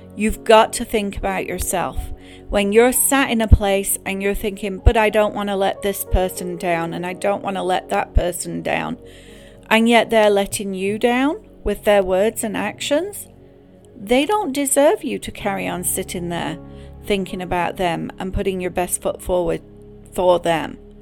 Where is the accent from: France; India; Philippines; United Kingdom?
United Kingdom; England; Growing up in England